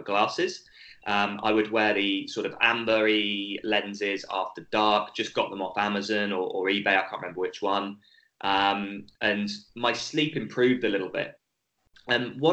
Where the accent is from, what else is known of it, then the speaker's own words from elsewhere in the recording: United Kingdom; accent: British; moved away as an adult; now in Australia; my accent's British, even though I've lived in Australia for almost 10 years now